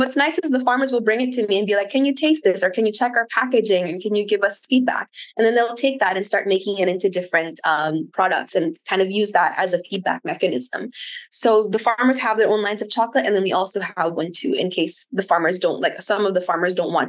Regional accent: Wales, United Kingdom; I grew up in South Wales, and when someone said they were a farmer, you're immediately like, this person's very wealthy because they had land.

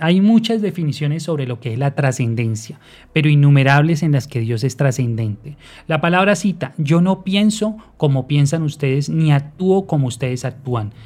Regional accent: Barbosa, Santander, Colombia; nací y vivo actualmente en Barbosa, Santander

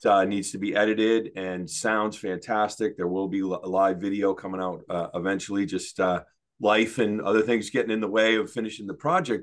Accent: Maine, United States; also born or lived in Denver, Colorado / Detroit area, Michigan; So when I was about eight, uh, say, you know, 71, maybe, maybe 70, yeah, 71, we moved to Maine. And, you know, we moved to a podunk town. Um, and, uh, you know, I basically grew up in a barn

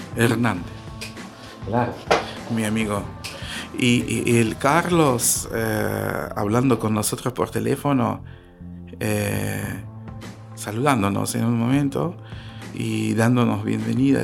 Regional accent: North Ossetia–Alania, Russia; Spanish is a second language; moved away as an adult; also born or lived in Moscow, Russia; now in Patagonia, Argentina; somos osetianos, ¿no? Osetia del Norte, Alania se llaman

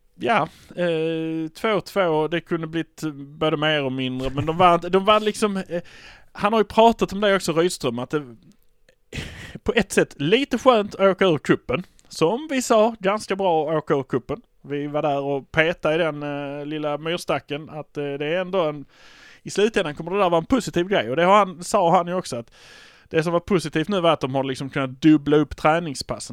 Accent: Malmö, Skåne, Sweden; vi är från Malmö

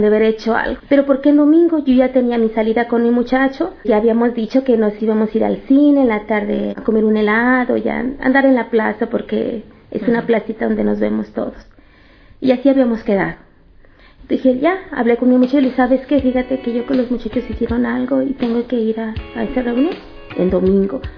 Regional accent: Matehuala, San Luis Potosí, Mexico; nací en Matehuala, San Luis Potosí, es la parte norte de la República Mexicana

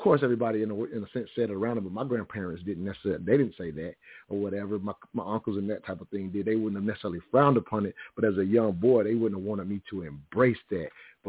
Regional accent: the South, United States; growing up in the South, you can imagine, and even to add this context, the Ku Klux Klan marched in my town to the 5th grade. So I'm from that type of area.

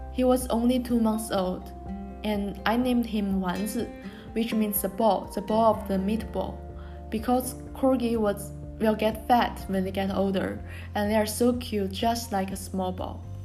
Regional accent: Tianjin, China; English is a second language; moved away as an adult; also born or lived in Japan; my hometown Tianjin

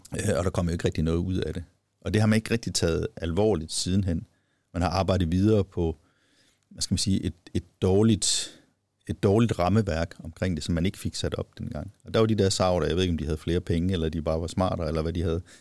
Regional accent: Viborg, Central Denmark Region, Denmark; jeg kommer selv fra Viborg

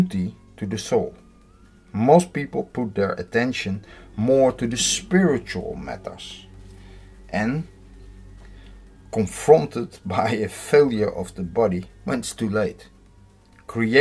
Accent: Netherlands; I'm from the Netherlands.

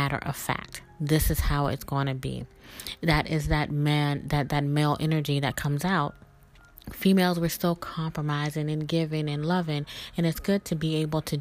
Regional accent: the South, United States; Growing up in the South and being a Southern belle, I always was raised to be very polite

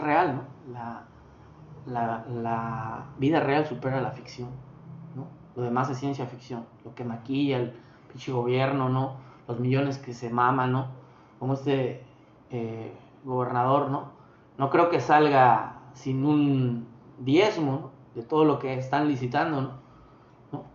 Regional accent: Mexico; Nosotros sí tenemos identidad como mexicanos

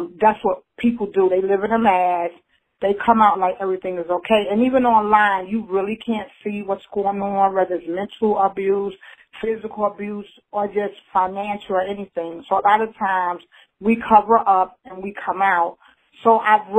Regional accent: Newark, New Jersey, United States; now in Knightdale, United States; I'm originally from Newark, New Jersey, but I resided in Knightdale, North Carolina

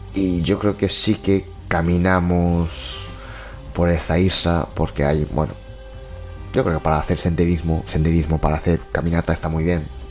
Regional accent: Japan; now in Spain; soy de Japón

